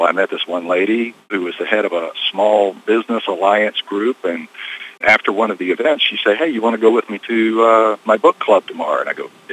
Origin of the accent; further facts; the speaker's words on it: North Carolina, United States; accent: North Carolinian